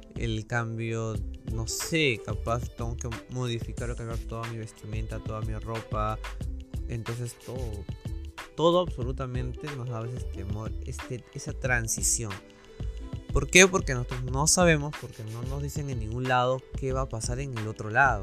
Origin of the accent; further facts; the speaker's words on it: Lima, Peru; yo soy de Perú, de Lima